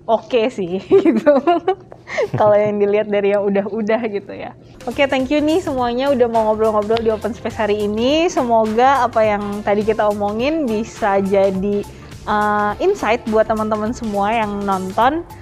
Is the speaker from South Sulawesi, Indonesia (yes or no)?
yes; Makassar, South Sulawesi, Indonesia; moved away as an adult; dari Makassar, jadi udah ke hmm. sini buat belajar. Jadi dari Makassar tuh bener-bener kesini untuk masuk untuk belajar Purwadika.